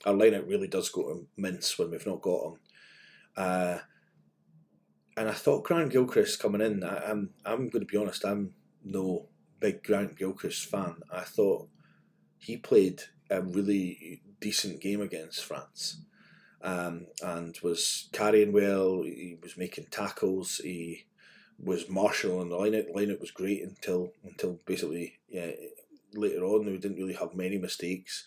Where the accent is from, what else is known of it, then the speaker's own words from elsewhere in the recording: Scotland, United Kingdom; as a Scotsman